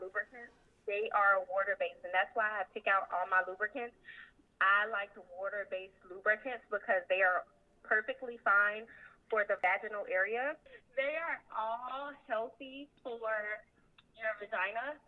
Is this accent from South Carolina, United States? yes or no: yes; Sumter, South Carolina, United States; I'm from Sumter, South Carolina.